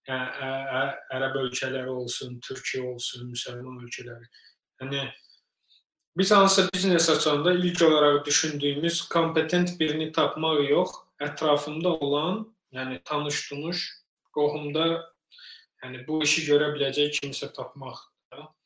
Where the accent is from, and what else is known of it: Azerbaijan; now in United States